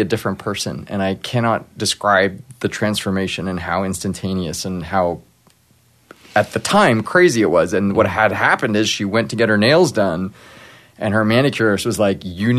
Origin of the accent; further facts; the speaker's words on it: Los Angeles, California, United States; I grew up in L.A., but my part of my family is very religious